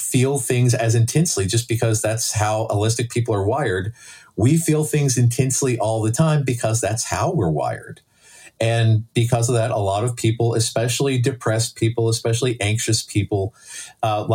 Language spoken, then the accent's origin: English; Lexington, Kentucky, United States; I grew up in Lexington